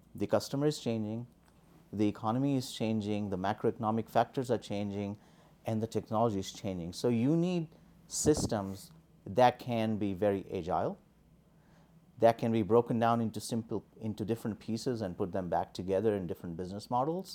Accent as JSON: {"language": "English", "country": "India", "tie": "born or raised there", "also_born_or_lived": "New Delhi / Boston", "moved": "as an adult", "said": "born and raised in India"}